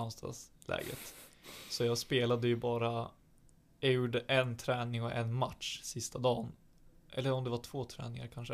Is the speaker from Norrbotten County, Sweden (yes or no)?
no; Alnö, Västernorrland County, Sweden; now in Sundsvall, Sweden; jag växte upp på Alnö